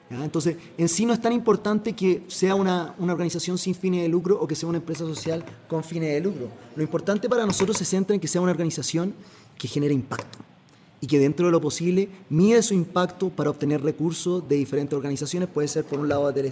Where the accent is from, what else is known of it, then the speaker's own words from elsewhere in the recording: Chile; now in Costa Rica; soy chileno, como comprenderás por el acento